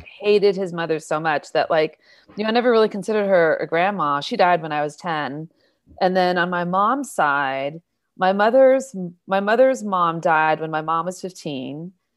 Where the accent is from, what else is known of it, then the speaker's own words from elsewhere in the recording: Newbury Park, California, United States; also born or lived in Inglewood, California; I grew up in Ventura County